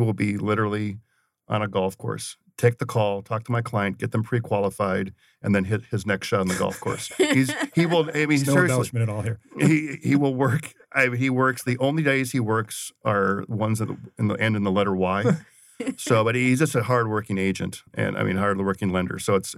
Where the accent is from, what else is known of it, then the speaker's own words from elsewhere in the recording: St. Paul, Minnesota, United States; I grew up in St. Paul, Minnesota, and my uncle was a longtime broadcaster with a very big radio station.